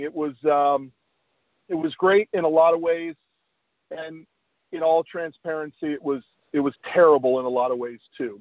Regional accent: Connecticut, United States; now in Texas, United States; I grew up in Connecticut

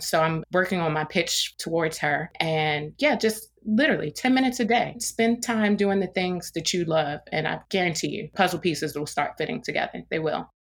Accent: Baltimore, Maryland, United States; also born or lived in New York / Washington, D.C.; my hometown, Baltimore

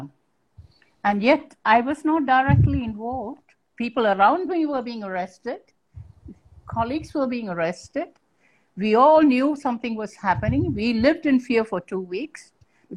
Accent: Singapore; I truly felt like a Singaporean, that I am a Singaporean.

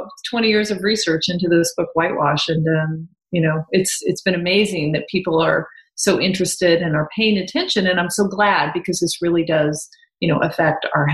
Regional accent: Kansas, United States; moved away as an adult; also born or lived in Atlanta; I'm a Kansas girl

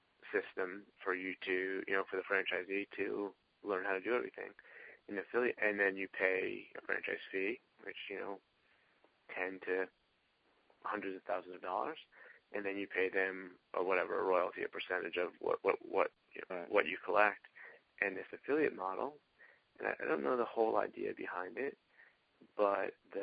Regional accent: Long Island, New York, United States; I'm from Long Island and New York, as a chiropractor

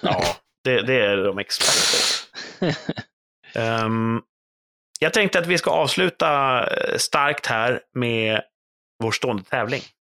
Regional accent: Sweden; som svensk

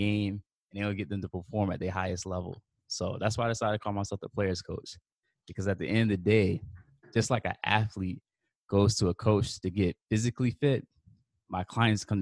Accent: Columbia, South Carolina, United States; moved away as an adult; also born or lived in Rock Hill, South Carolina; I'm from Columbia, South Carolina.

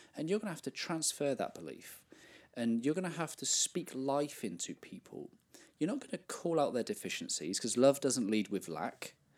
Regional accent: England, United Kingdom; I grew up in England where not many young men were Christians

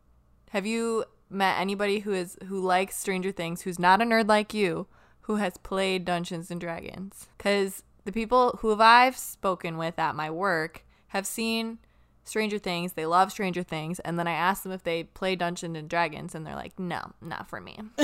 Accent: Texas, United States; now in Wisconsin, United States; We're actually from Texas

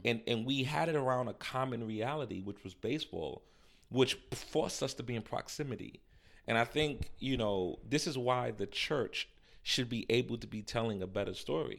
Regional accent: New York City, New York, United States; moved away as an adult; also born or lived in Warner, Oklahoma / Louisville, Kentucky; I grew up in Harlem

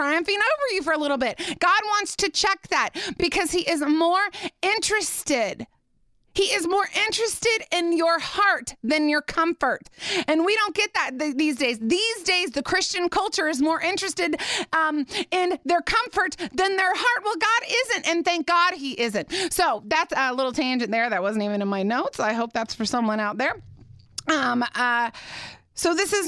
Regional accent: Indiana, United States; I grew up in Indiana

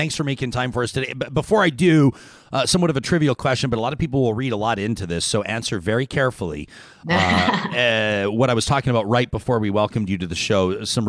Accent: Calgary, Alberta, Canada; Calgary, my hometown

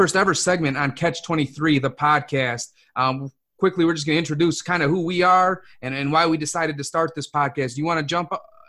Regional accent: Chicago, Illinois, United States; We are two lifelong friends that are born and raised in the Chicagoland area.

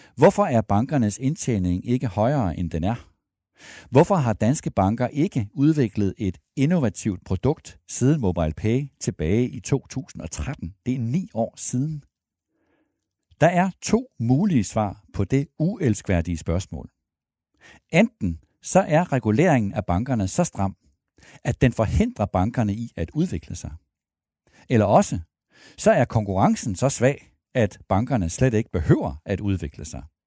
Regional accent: Denmark; vi danskere

